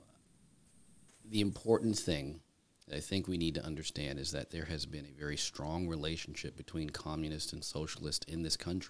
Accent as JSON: {"language": "English", "country": "Germany", "tie": "born or raised there", "said": "My father served in the military, and so I grew up in Germany."}